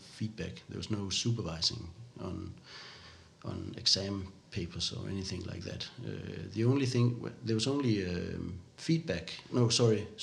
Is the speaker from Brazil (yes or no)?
no; Odense, Southern Denmark, Denmark; English is a second language; also born or lived in Canada; where I grew up here in Odense